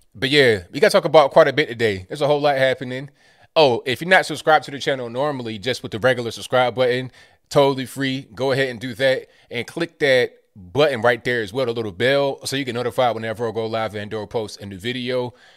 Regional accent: Virginia, United States; I'm from Virginia

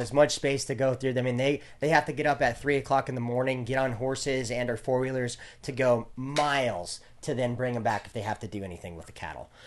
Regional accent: Great Falls, Montana, United States; my hometown in Great Falls, Montana

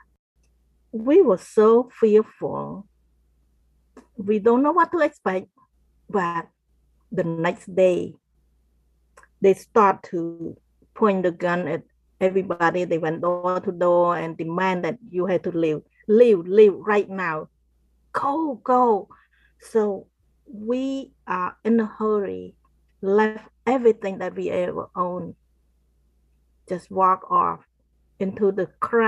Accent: Cambodia; I grew up in Cambodia

